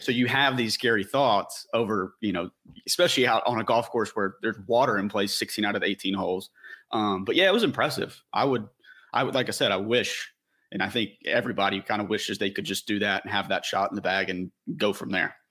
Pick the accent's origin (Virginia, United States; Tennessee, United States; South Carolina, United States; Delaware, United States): Tennessee, United States; growing up in Tennessee